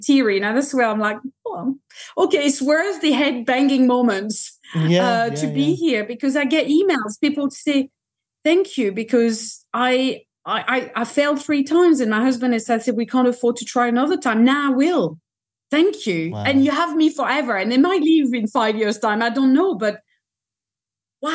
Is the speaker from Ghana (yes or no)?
no; France; I'm French, I come from France